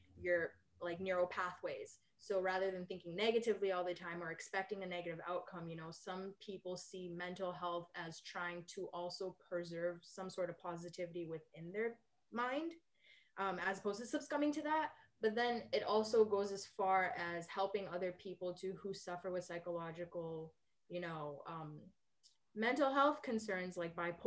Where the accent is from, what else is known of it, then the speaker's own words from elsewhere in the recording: Liberia; also born or lived in Alberta, Canada; now in Vancouver, Canada; I'm from Liberia, West Africa